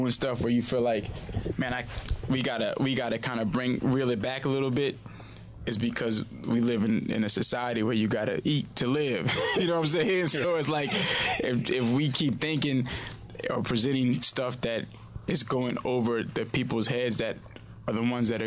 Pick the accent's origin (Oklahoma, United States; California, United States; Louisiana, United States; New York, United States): Louisiana, United States; New Orleans; I'm from Third Ward, New Orleans. I'm from a crazy area in New Orleans. But my mother and them sent me to a private school